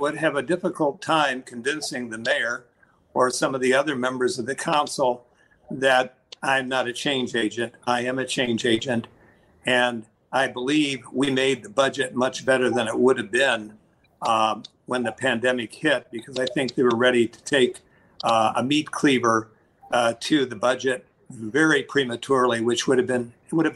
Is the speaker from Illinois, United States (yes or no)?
yes; Peoria, Illinois, United States; I was born and educated in Peoria